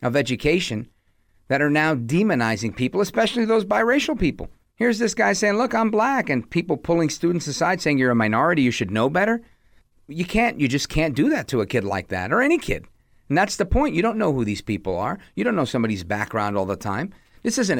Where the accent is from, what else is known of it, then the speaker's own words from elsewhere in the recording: New York City, New York, United States; When I was a kid, growing up in the Midwood section of Brooklyn, right outside of Flatbush area